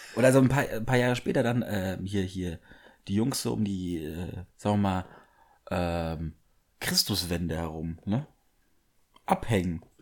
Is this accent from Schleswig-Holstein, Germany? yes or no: no; Bavaria, Germany; Ich bin zwar im Bayern aufgewachsen